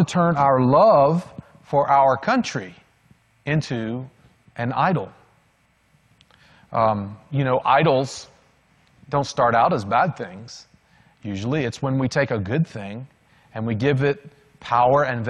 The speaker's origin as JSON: {"language": "English", "town": "Macon", "region": "Georgia", "country": "United States", "tie": "born or raised there", "also_born_or_lived": "North Beach, Maryland / Washington, D.C. suburb", "said": "I was not born in Georgia"}